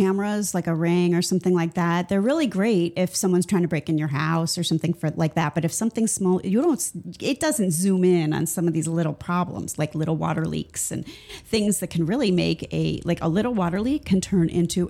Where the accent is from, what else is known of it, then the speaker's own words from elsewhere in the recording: Cleveland, Ohio, United States; accent: Midwestern; now in Florida, United States; I'm from Cleveland. It's the similar accent.